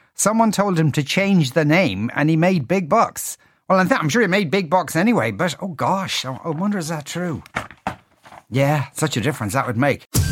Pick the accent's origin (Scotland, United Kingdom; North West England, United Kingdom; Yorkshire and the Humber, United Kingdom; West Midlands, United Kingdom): West Midlands, United Kingdom; near Birmingham; now in Ireland; I grew up in England in the nineteen eighties